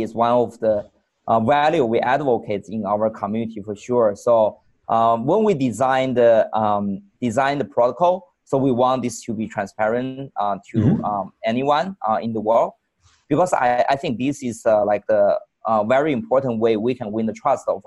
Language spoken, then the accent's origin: English; China; moved away as an adult; I born in China and mm-hmm. spent the first 21 years in China.